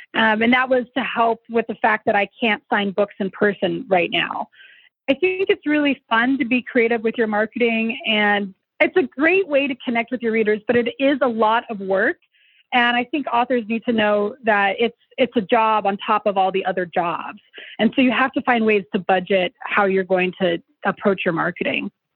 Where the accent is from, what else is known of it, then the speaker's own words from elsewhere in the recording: Denver, Colorado, United States; also born or lived in Arvada, Colorado; I grew up somewhat in North Denver, but also somewhat in the suburbs in a, a town called Arvada